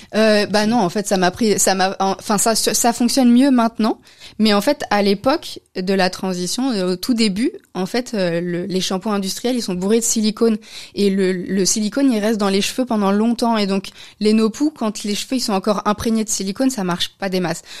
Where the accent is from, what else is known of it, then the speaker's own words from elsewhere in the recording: France; moved away as an adult; also born or lived in Austria / Belgium; now in Brussels, Belgium; je suis française, je suis française.